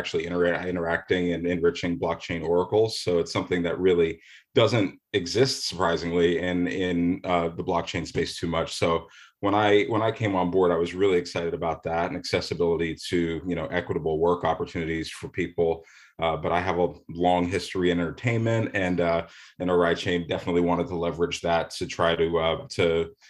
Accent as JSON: {"language": "English", "town": "Manchester", "region": "New Hampshire", "country": "United States", "tie": "born or raised there", "said": "I grew up in Manchester, New Hampshire"}